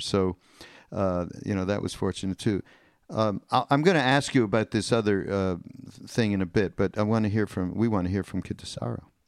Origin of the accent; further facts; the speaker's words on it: Canada; now in United States; I'm from Canada, so we are like two immigrants that came over to the to the America.